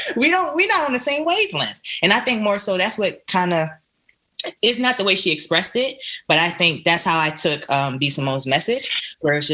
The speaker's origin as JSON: {"language": "English", "town": "Philadelphia", "region": "Pennsylvania", "country": "United States", "said": "I'm from Philly"}